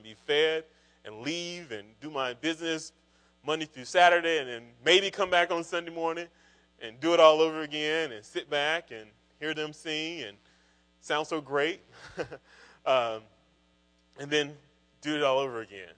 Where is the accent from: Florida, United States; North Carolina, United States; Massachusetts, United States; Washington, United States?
North Carolina, United States; Kinston; moved away as an adult; also born or lived in Raleigh, North Carolina; I grew up in Kinston, North Carolina, which is pretty rural, eastern part of North Carolina